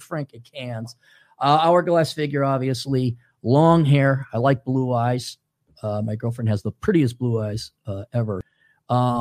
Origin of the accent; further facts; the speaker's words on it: Minnesota, United States; moved away; I'm from Minnesota